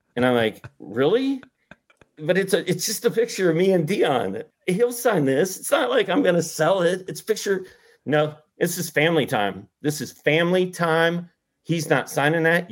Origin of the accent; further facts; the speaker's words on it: Indianapolis, Indiana, United States; moved away; I grew up in Indianapolis